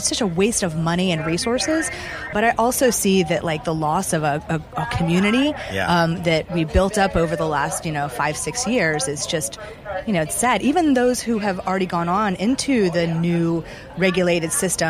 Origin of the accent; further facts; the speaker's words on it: Charleston, South Carolina, United States; moved away; I'm from the South, from Charleston